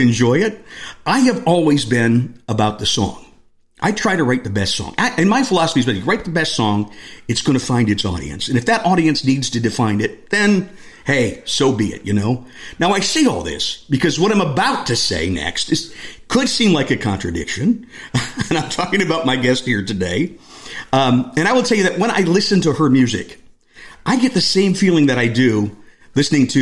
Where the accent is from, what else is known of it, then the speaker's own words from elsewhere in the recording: Northeast Ohio, United States; I grew up in Northeast Ohio